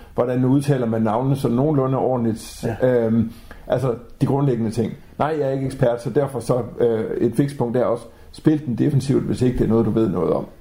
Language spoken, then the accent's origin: Danish; Grenaa, Central Denmark Region, Denmark; lokalradio i Grenå, hvor jeg kommer fra